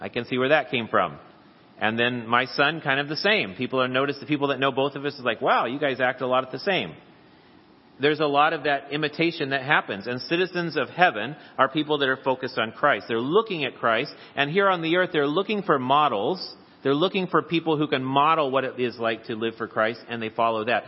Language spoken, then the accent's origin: English; United States; the passport proves that I am a citizen of the United States of America